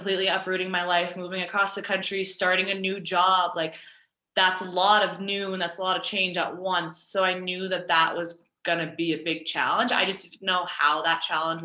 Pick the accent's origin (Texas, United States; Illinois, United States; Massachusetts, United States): Massachusetts, United States; Westwood; moved away as an adult; now in Colorado, United States; my hometown in suburban Massachusetts